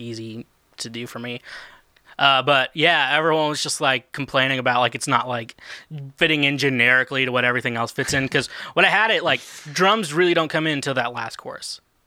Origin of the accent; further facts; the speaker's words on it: Kansas City, United States; now in Nashville, United States; I'm from Kansas City area